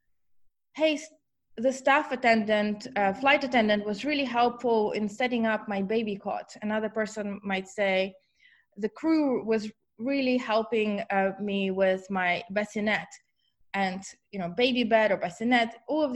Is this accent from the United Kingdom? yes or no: no; Ukraine; moved away as an adult; also born or lived in Germany / Auckland, New Zealand; now in San Francisco, United States; I'm from Ukraine originally, but for the last 20 years, I actually lived in different countries. First, Germany, where I did my master's in computational linguistics, and then in New Zealand for 13 years.